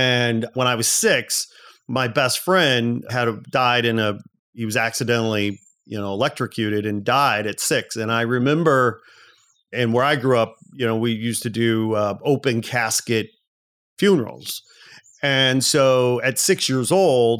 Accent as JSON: {"language": "English", "country": "United States", "tie": "born or raised there", "said": "growing up in America in the 70s and 80s"}